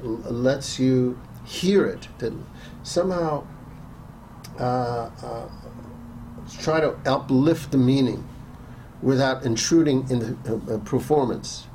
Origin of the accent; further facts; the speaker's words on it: New York City, New York, United States; growing up in New York City, uh, in my teens